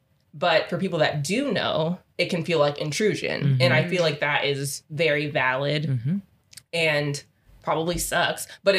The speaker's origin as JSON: {"language": "English", "country": "Trinidad & Tobago", "said": "I'm Trinidadian, I don't really care if you know or not."}